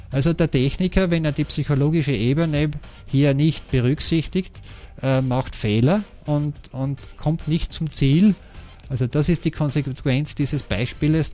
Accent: Austria; wir haben beobachtet als Österreicher

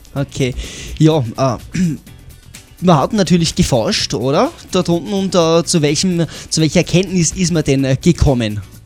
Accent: Tyrol, Austria; bei uns in Tirol

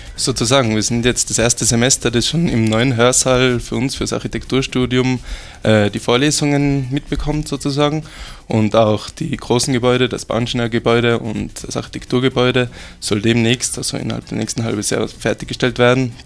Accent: Austria; bei uns in Österreich

